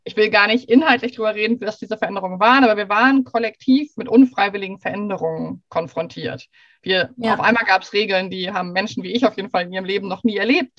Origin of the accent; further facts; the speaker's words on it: Hamburg, Germany; gebürtige Hamburgerin, aber gerade sage ich aus Schweden Hallo